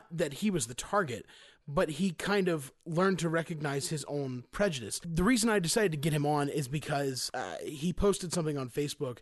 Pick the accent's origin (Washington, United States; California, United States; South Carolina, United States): South Carolina, United States; Greenville; I'm from Greenville, South Carolina